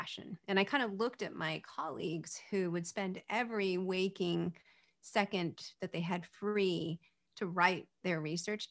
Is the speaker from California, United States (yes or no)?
yes; California, United States; I was born in California